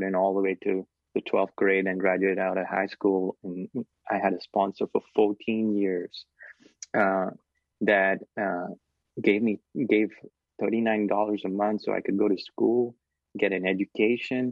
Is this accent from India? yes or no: yes; Kolkata, West Bengal, India; moved away; I grew up in Calcutta, India, in a house, a room that was 12 feet by 6 feet wide